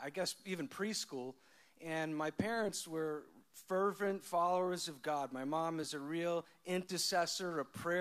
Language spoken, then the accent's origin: English; Long Island, New York, United States; moved away as an adult; I grew up in Long Island, New York.